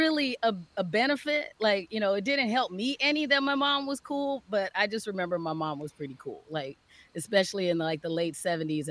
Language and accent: English; Phoenix, Arizona, United States; moved away as an adult; now in Minnesota, United States; Phoenix, Arizona. Grew up.